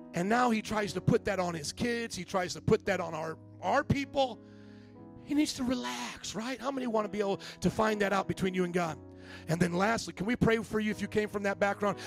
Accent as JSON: {"language": "English", "region": "the South", "country": "United States", "tie": "born or raised there", "said": "growing up in the South"}